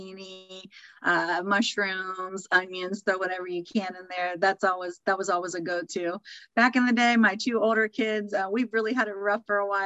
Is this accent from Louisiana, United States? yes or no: no; Mansfield, Ohio, United States; now in Columbus, United States; I am from Mansfield, Ohio originally, and Jones chips are life.